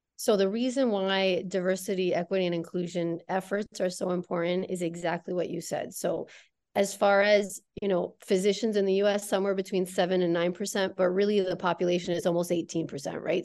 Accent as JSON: {"language": "English", "region": "Connecticut", "country": "United States", "tie": "born or raised there", "said": "I grew up in the Northeast, in Connecticut"}